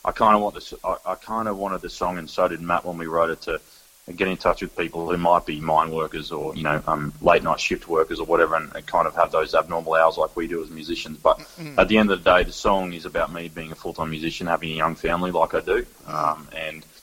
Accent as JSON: {"language": "English", "town": "Goondiwindi", "region": "Queensland", "country": "Australia", "tie": "born or raised there", "moved": "yes", "lives_now": "Brisbane, Australia", "said": "in Gundawindi again, which is my hometown"}